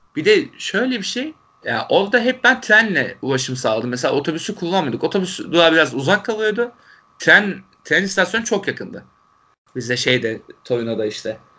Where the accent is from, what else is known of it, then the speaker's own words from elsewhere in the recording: Turkey; Türkiye'den gelen Türkler olduğumuzu